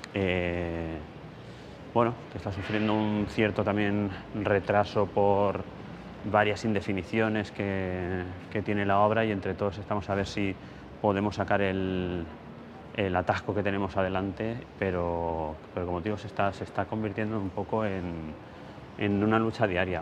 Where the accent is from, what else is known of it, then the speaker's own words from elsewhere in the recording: Ibi, Valencian Community, Spain; mi pueblo, Ibi